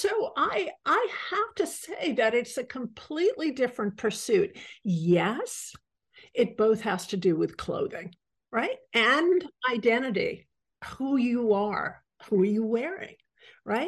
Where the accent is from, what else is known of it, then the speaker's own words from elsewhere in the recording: New York City, New York, United States; I grew up in Manhattan